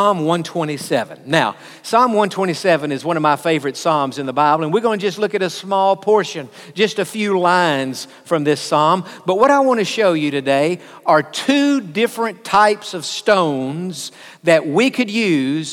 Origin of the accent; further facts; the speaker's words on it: United States; I'm from America, because I'm proud of to be an American, because I've lived here most all of my life